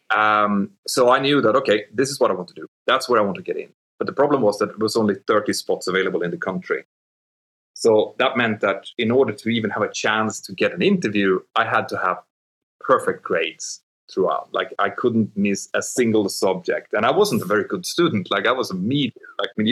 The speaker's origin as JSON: {"language": "English", "town": "Örnsköldsvik", "region": "Västernorrland County", "country": "Sweden", "tie": "born or raised there", "said": "my hometown, around my home village where I came from in Örnsköldsvik."}